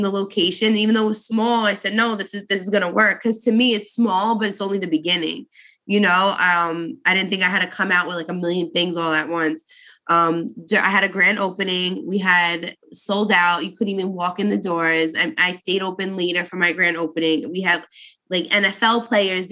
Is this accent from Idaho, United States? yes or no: no; New York City, New York, United States; moved away as an adult; now in New Jersey, United States; I grew up in Brooklyn.